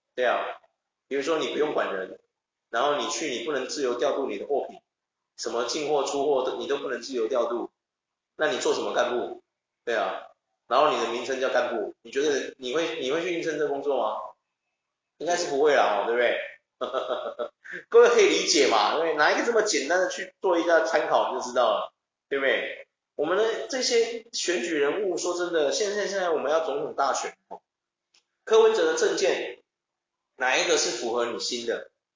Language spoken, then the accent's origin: Chinese; Taiwan; 我们台湾人